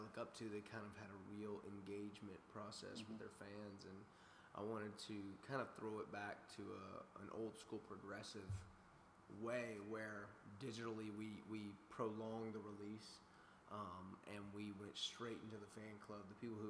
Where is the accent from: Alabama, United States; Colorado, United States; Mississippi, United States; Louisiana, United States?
Alabama, United States; Daphne; now in Nashville, United States; Daphne, Alabama.